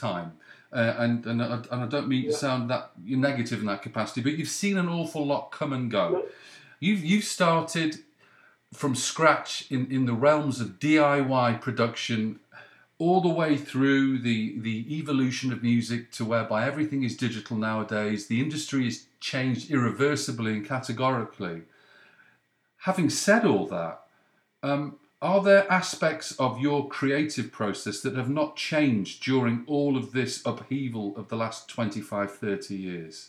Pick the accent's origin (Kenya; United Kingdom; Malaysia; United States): United Kingdom; the North West, North West England; I'm from the North West